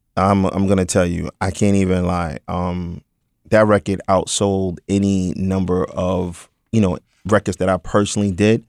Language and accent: English; New York City, New York, United States; I was born in Brooklyn, born, bred, and broken